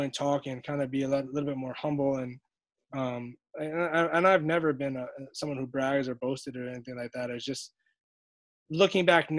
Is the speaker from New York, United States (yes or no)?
yes; New York City, New York, United States; I grew up right there on Flappish